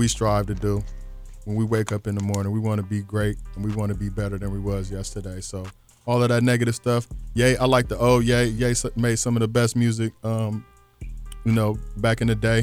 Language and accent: English; Lima, Ohio, United States; now in Columbus, United States; Lima, Ohio. That's where we're originally from. The 419 to the 614, they both home.